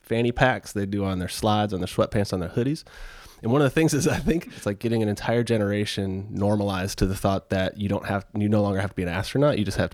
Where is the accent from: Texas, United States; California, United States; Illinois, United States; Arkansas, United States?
Texas, United States; Houston; I grew up in Houston.